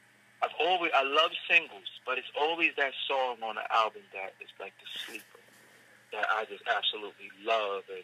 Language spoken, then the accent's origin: English; New York City, New York, United States; also born or lived in Staten Island, New York; that's my hometown, and I grew up not too far from the Barclay Center, walking distance.